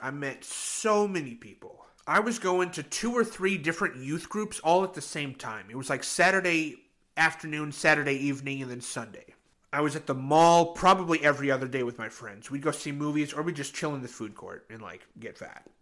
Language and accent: English; Oregon, United States; moved away as an adult; also born or lived in Grand Rapids, Michigan; I'm from Oregon, which sits right below Washington